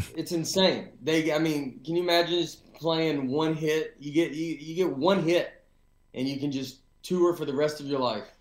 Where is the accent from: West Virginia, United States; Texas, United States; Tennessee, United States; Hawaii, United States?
Tennessee, United States; Nashville; moved away as an adult; also born or lived in New York / Los Angeles; I'm from Nashville, and I've been back here for about five years